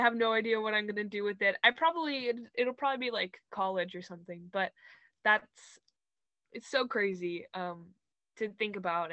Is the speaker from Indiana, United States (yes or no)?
no; Los Angeles, California, United States; moved away; LA, which is my hometown